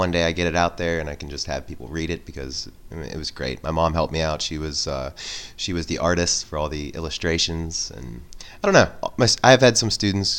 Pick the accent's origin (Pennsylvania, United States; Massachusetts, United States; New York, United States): Pennsylvania, United States; McKeesport; I grew up in McKeesport, Pennsylvania